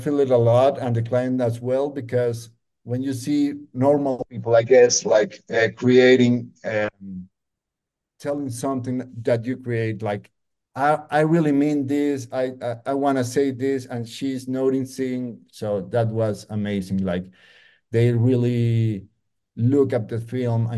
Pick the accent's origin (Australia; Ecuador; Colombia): Colombia; Medellín, Antioquia; We are from Medellin